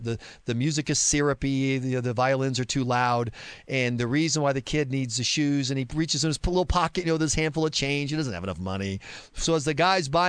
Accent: the South, United States; I'm a Southerner

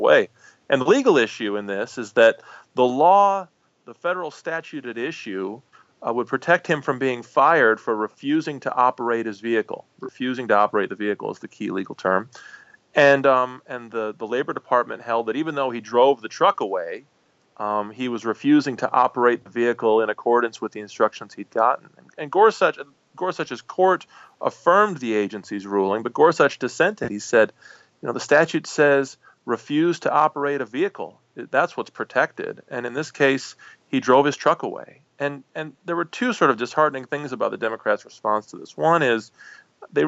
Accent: Dubuque, Iowa, United States; I grew up in Dubuque, Iowa, not far from there

